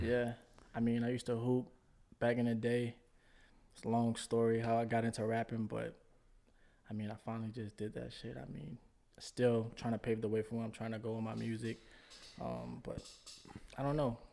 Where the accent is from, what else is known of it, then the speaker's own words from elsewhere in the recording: New Orleans, Louisiana, United States; moved away as an adult; also born or lived in Houston; Originally born and raised in New Orleans.